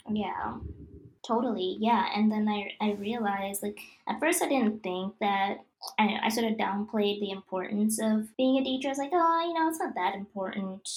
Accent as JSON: {"language": "English", "country": "Kenya", "tie": "born or raised there", "moved": "yes", "said": "my dad was he was the first famous DJ in my home country"}